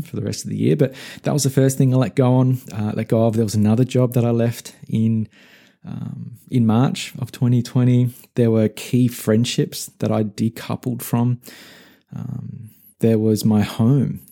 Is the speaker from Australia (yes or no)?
yes; Australia; moved away as an adult; also born or lived in Melbourne; now in United States; My home country, uh, Australia and the relative safety and security and familiarity it provided, I decoupled from as I left and moved to the US